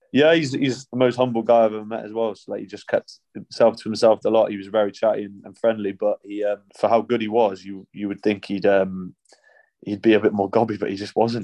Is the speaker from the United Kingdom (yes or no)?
yes; England, United Kingdom; also born or lived in France / Scotland (family ancestry); I've lived in England since I was one years old